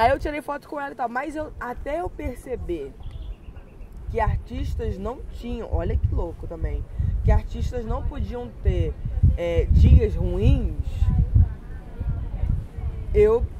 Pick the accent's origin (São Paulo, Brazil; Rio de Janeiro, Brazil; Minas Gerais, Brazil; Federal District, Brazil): Rio de Janeiro, Brazil; Macaé; also born or lived in Petrópolis; eu não nasci em Macaé, eu nasci em Petrópolis, e aí eu falei que eu era do Rio de Janeiro, mas eu falei que eu era, que eu era de Macaé